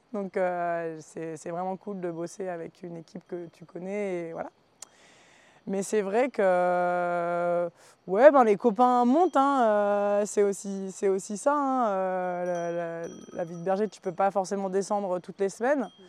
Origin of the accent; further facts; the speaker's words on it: the North, Hauts-de-France, France; moved away as an adult; also born or lived in Combadam (mountain valley, current work); je suis originaire du Nord à la base, donc le plat pays, pas du tout les montagnes.